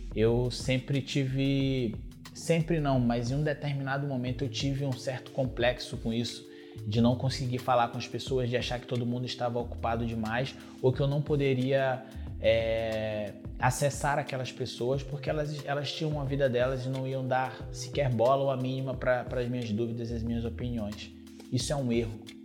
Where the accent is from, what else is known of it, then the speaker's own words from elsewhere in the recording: Brazil; é a realidade de onde eu vim